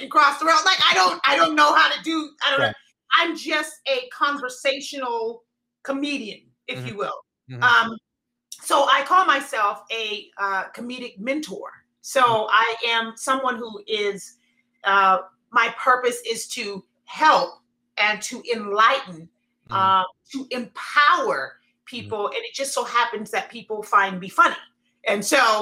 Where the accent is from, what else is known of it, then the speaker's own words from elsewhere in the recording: Southern California, United States; moved away as an adult; also born or lived in Atlanta; I'm originally from Southern California, and I had moved from California to Atlanta.